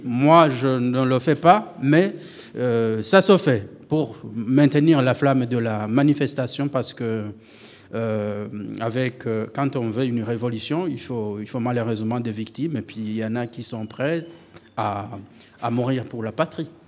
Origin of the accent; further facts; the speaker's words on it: Burundi; first language Kirundi; French is a second language; moved away as an adult; now in Switzerland; j'ai quitté le Burundi